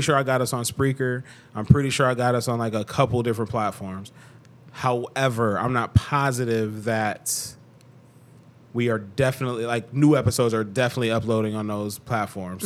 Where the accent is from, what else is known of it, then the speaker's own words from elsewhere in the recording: Cleveland, Ohio, United States; I'm from Cleveland, two one six. That's my area code.